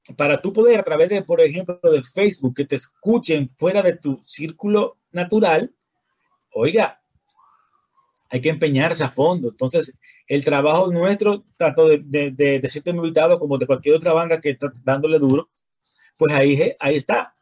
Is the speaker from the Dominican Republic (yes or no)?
yes; Dominican Republic; nosotros venimos del país del merengue y la bachata, el son y la salsa.